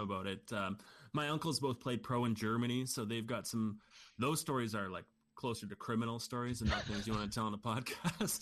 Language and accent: English; Canada; we're Canadian